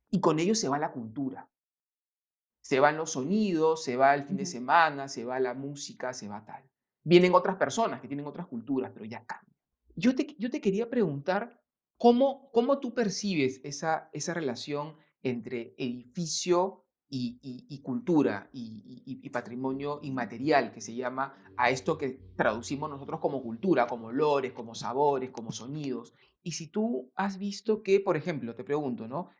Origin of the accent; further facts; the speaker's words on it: Lima, Peru; yo nací en Lima